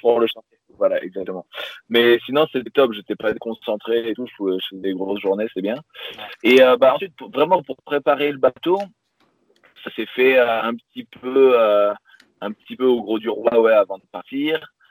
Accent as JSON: {"language": "French", "region": "Pyrenees", "country": "France", "tie": "born or raised there", "moved": "as an adult", "said": "j'ai grandi dans le sud de la France, dans les Pyrénées"}